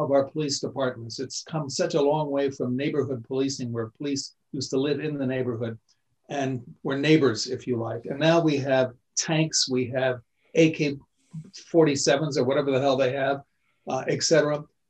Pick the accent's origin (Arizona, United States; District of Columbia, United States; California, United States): District of Columbia, United States; Washington; I grew up in Washington, D.C.